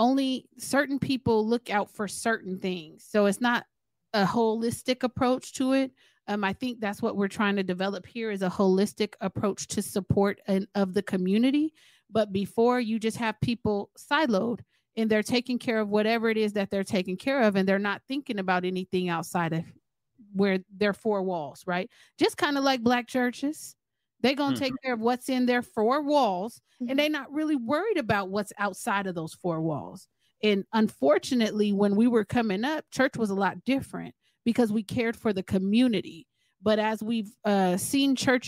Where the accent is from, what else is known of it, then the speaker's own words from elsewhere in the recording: California, United States; We're from California